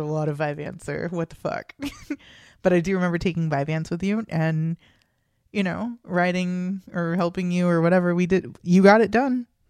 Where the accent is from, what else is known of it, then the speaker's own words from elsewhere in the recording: United States; growing up in America